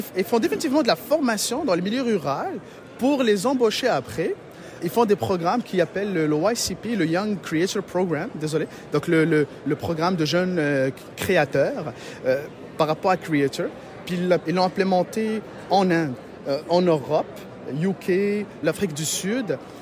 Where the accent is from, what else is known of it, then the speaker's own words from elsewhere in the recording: Morocco; also born or lived in Matane, Quebec, Canada; now in Quebec, Canada; je suis d'origine du Maroc, donc on a ouvert un bureau au Maroc